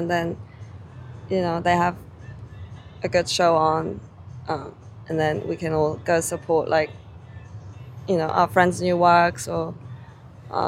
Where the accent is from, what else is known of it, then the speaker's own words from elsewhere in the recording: South Korea; now in Hong Kong; I'm from Korea.